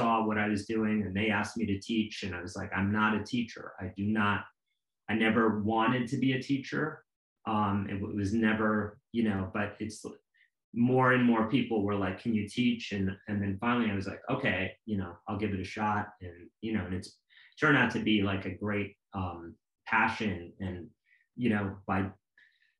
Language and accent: English; New York City, New York, United States; growing up in Alphabet City in New York